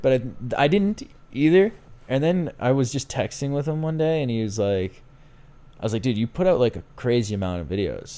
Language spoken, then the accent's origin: English; Boston, Massachusetts, United States; I'm from Boston, I say Aunt